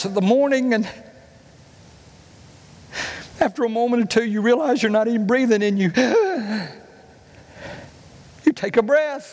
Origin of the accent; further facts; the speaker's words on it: United States; I grew up in Cleburne County